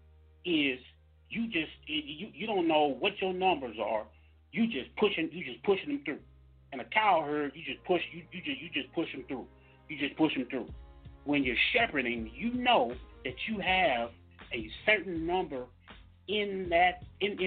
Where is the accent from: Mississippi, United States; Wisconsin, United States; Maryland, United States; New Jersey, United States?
Mississippi, United States; I'm from Mississippi